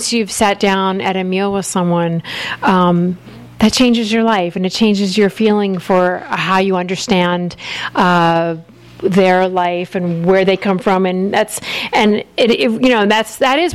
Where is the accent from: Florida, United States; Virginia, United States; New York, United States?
Florida, United States; also born or lived in Alabama; we ended up growing up in Florida